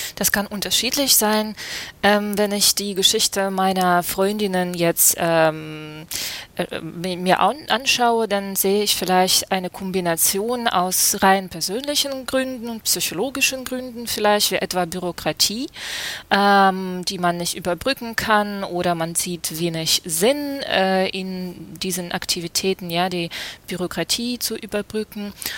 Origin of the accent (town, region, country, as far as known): Kharkiv, Kharkiv Oblast, Ukraine; born or raised there; German is a second language; moved away as an adult; now in Germany